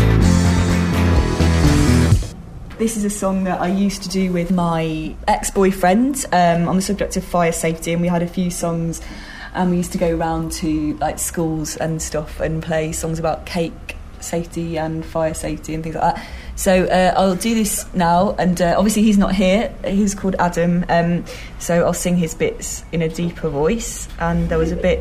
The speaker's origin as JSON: {"language": "English", "town": "Matlock", "region": "East Midlands", "country": "United Kingdom", "tie": "born or raised there", "said": "my hometown of Matlock, which is in the Midlands"}